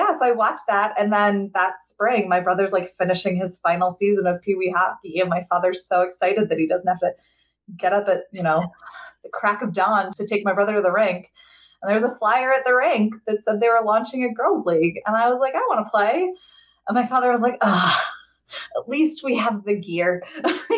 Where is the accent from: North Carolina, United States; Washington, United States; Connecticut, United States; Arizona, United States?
Connecticut, United States; Southern; I grew up in Southern Connecticut and it's just like a big hockey place